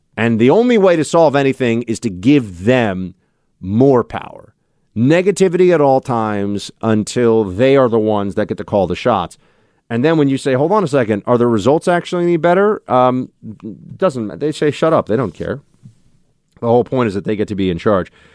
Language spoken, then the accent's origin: English; United States; I'm an American citizen, born here, raised here, lived here my whole life